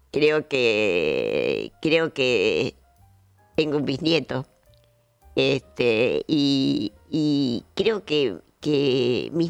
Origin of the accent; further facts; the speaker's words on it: Argentina; Pero sí, sin nuestros ríos, sin nuestra con todo lo que nos identifica como argentinos, porque acá vienen mucha gente